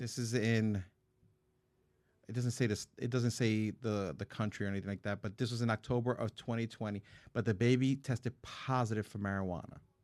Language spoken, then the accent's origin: English; New York City, New York, United States; I was born in the Bronx